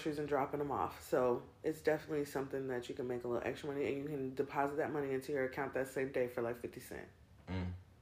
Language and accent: English; California, United States; also born or lived in Ohio; now in Columbia, South Carolina, United States; I'm from California